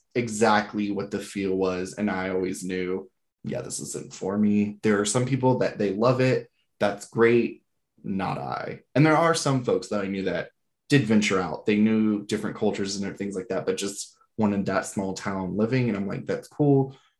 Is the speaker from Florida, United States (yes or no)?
yes; Callahan, Florida, United States; also born or lived in Blackshear, Georgia / Charlotte, North Carolina; One is Blackshear, Georgia, which is nothing but farmlands. I grew up on a farm for a good bit and then ended out in Callahan, Florida, which is about 45 minutes outside of Jacksonville, if there's no traffic, that is. But still very small, both small town